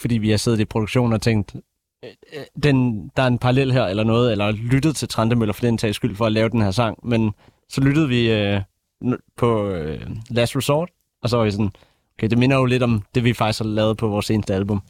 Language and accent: Danish; Bornholm, Capital Region of Denmark, Denmark; os alle tre i …, vi kommer fra Bornholm, hvilket er provinsen